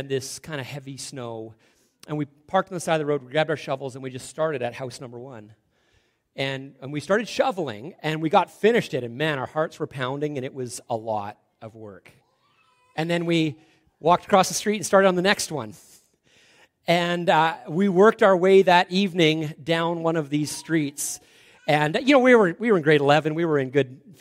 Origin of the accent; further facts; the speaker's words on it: Salmon Arm, British Columbia, Canada; we grew up in Salmon Arm, that was hometown.